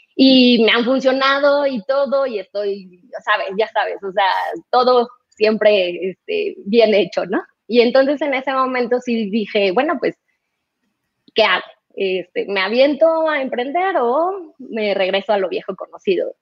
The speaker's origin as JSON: {"language": "Spanish", "region": "Mexico City", "country": "Mexico", "also_born_or_lived": "Guadalajara", "said": "regresarme a México, nosotros somos del DF, los dos"}